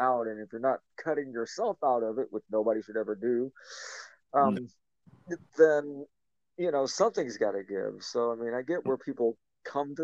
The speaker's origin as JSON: {"language": "English", "region": "Tennessee", "country": "United States", "tie": "born or raised there", "said": "I grew up in the South in Tennessee"}